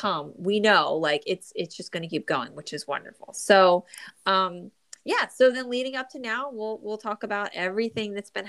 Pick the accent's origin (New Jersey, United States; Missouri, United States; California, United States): New Jersey, United States; born or raised there